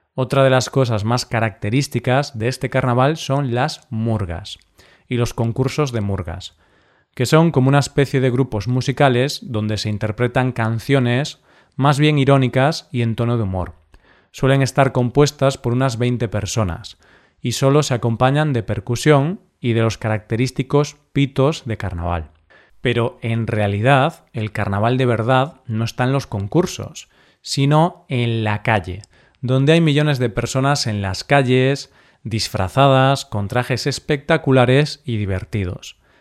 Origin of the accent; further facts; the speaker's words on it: Galicia, Spain; el cocido gallego de mi tierra